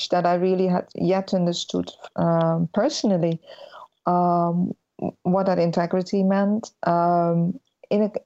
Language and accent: English; Netherlands; born or raised there